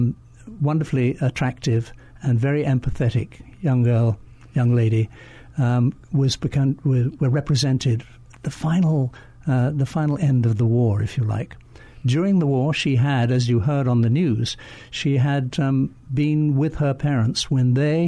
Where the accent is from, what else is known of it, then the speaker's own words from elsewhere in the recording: London, United Kingdom; moved away as an adult; now in Hawaii, United States; I am indeed from London.